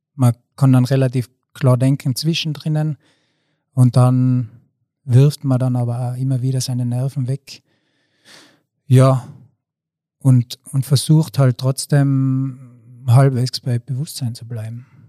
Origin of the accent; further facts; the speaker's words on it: Zillertal, Tyrol, Austria; Ich bin 38 Jahre und komme aus dem Zillertal